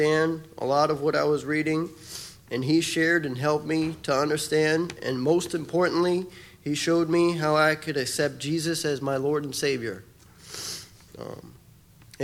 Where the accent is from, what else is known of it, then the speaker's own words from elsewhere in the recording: Miami, Florida, United States; I grew up in Miami, Florida when I was adopted when I was 5 years old